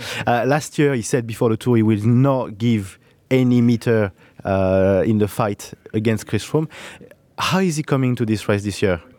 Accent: France; accent: French; you guess with my accent is also a big hope for me.

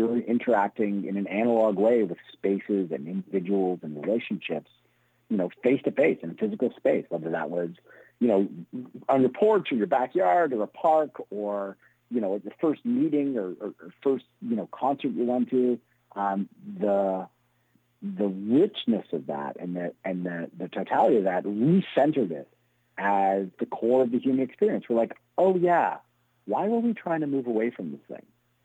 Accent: Toronto, Ontario, Canada; also born or lived in Montreal; I grew up in Toronto, but I went to university in Montreal.

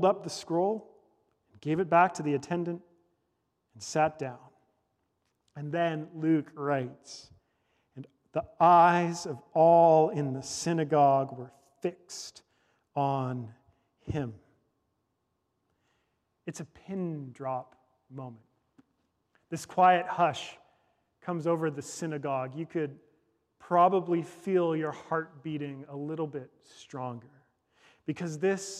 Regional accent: Victoria, British Columbia, Canada; I was born in Victoria, British Columbia, at the Royal Jubilee Hospital

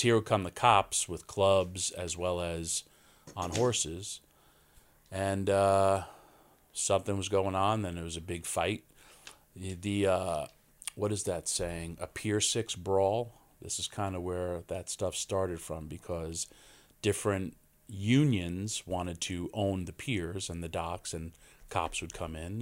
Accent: Yonkers, New York, United States; born and raised in Yonkers, New York

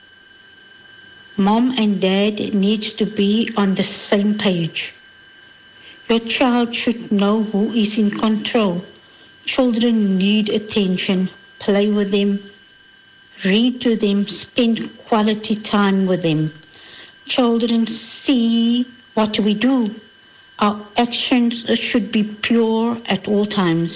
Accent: Cape Town, Western Cape, South Africa; I'm originally from Cape Town.

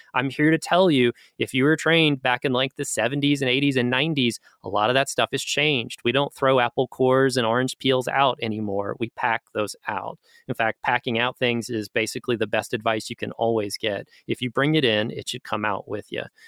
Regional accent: Gatlinburg, Pigeon Forge area, Tennessee, United States; I am Appalachian. Um, as I mentioned early on, my family is from Gatlinburg, Pigeon Forge area

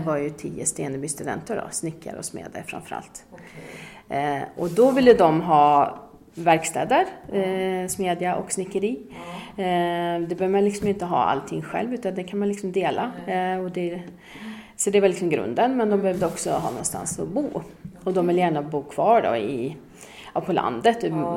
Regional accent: Åmål, Västra Götaland, Sweden; moved away as an adult; also born or lived in Gotland / Gothenburg / New York / Fröskog; now in Dalsland, Sweden; Jag, jag är uppväxt i Åmål

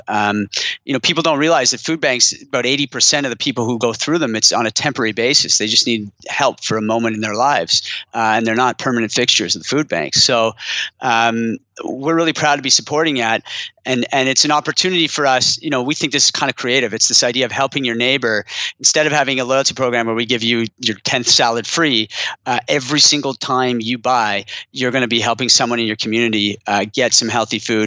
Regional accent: Ottawa, Ontario, Canada; moved away; also born or lived in Montreal / Boston; I'm from Ottawa originally. I lived in Montreal a long time and a brief stint in Boston in the US while I was at David's Tea, but moved back to Ottawa with my family

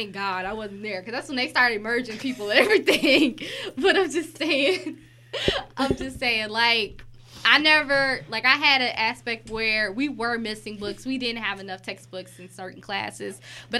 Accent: Detroit, Michigan, United States; We grew up in Detroit.

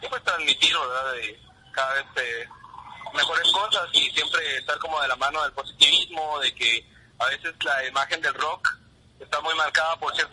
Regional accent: Huehuetenango, Guatemala; Huehuetenango, de Huehuetenango, la cabecera, ¿verdad? departamento de Huetenango

